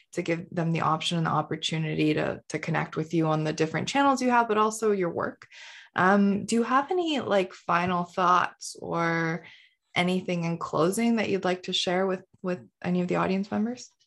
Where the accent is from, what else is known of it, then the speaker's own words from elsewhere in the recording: Canada; also born or lived in India; I moved to Canada when I was five from India.